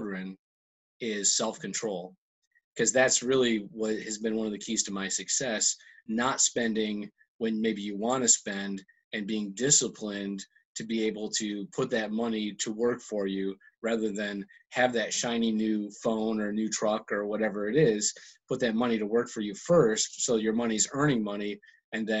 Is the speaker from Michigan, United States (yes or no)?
yes; Michigan, United States; moved away as an adult; also born or lived in Detroit area, Michigan; now in New Jersey, United States; I was born and raised in Michigan, kind of a rural area, and went to college in the Detroit area